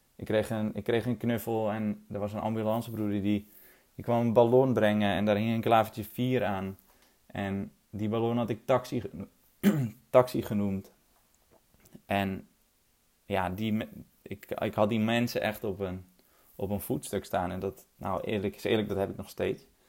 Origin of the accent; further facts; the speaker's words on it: 't Geest, North Holland, Netherlands; ik ben opgegroeid in het Geest. Een eh, klein, mooi, veilig dorpje in Noord-Holland